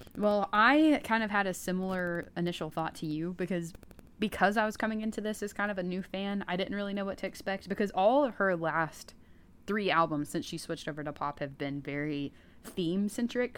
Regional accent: East Tennessee, United States; I'm from East Tennessee

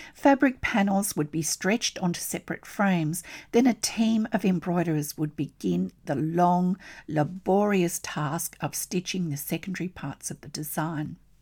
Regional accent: Australia; I'm an Australian textile artist

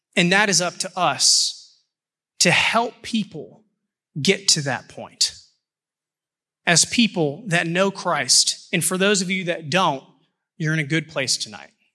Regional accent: Houston, Texas, United States; moved away; I'm from Houston

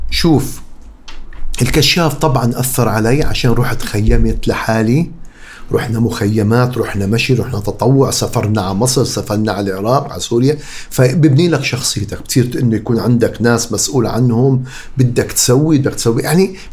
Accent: Amman, Amman Governorate, Jordan; also born or lived in Qatar; لا انا كبرت بقطر وبعدين بالاردن اوكي انا عيش ربيت بالويبدي انا جبل بحبه بحبه بحبه كثير

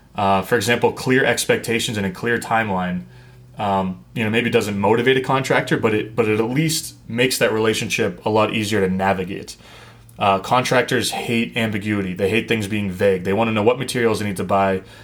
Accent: New England, United States; I grew up in New England

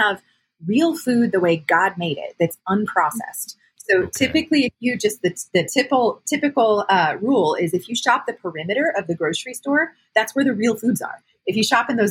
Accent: Arizona, United States; also born or lived in Louisiana; I've been here most of my life

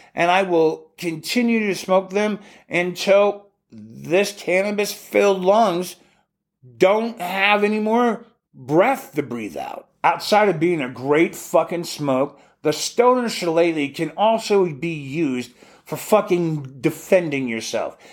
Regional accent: Alaska, United States; we grew up calling them in Alaska

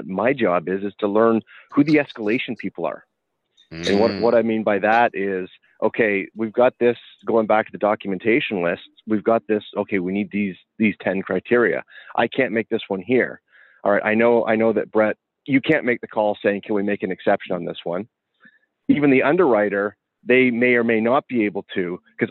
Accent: Canada; We were both being Canadian

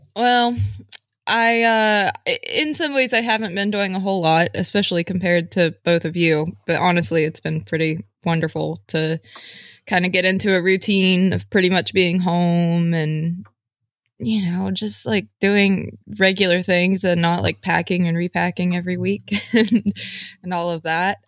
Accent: West Virginia, United States; moved away as an adult; I grew up in very rural West Virginia, farming

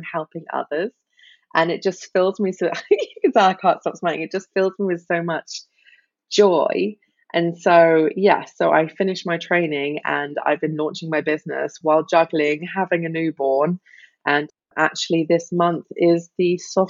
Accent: United Kingdom; moved away as an adult; also born or lived in Australia; now in Germany; I am a Brit living in the sunny southwest of Germany.

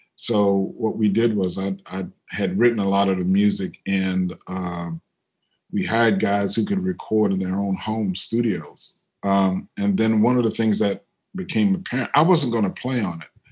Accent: New Orleans, Louisiana, United States; moved away; also born or lived in Brooklyn, New York; I'm from New Orleans, but I lived in Brooklyn for a long time

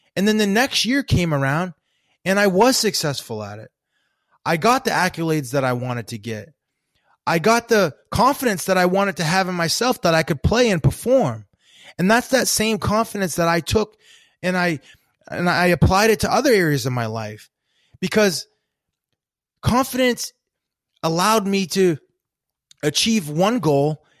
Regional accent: Maine, United States; I grew up in Maine

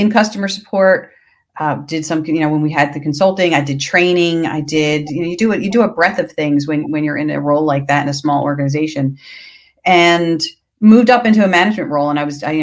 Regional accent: Philadelphia, Pennsylvania, United States; I am from Philadelphia

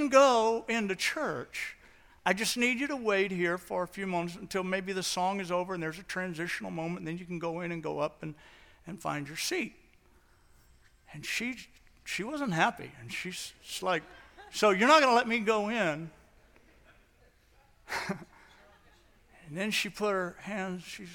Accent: St. Louis, Missouri, United States; moved away as an adult; also born or lived in the Northwest; I grew up in St. Louis, and I was out in the Northwest.

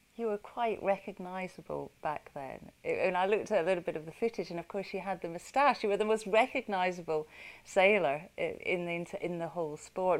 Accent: United Kingdom

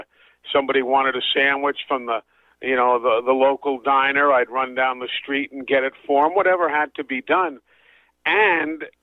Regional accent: New York City, New York, United States; moved away; when I grew up in New York City back in the 60s and early 70s

